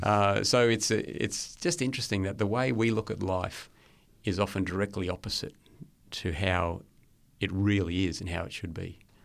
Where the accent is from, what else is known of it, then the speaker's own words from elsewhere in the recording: Lockyer Valley, Queensland, Australia; also born or lived in Brisbane; Born in Brisbane, yeah, and, uh, was there until I was four or five years old. And then we moved out to the Lockyer Valley, so a little bit west of Brisbane, about an hour west, and, uh, grew up